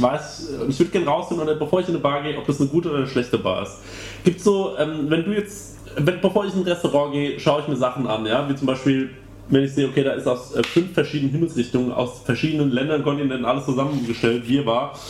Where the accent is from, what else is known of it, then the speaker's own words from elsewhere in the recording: Aschaffenburg, Bavaria, Germany; in meiner Heimatstadt Aschaffenburg